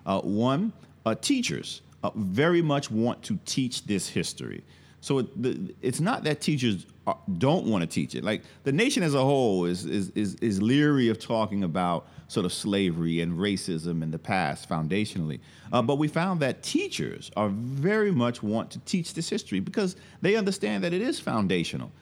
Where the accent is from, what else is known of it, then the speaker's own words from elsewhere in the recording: New York City, New York, United States; moved away as an adult; also born or lived in Atlanta / Louisiana; I'm originally from Brooklyn, New York, uh, born and raised, uh, came of age in the nineteen eighties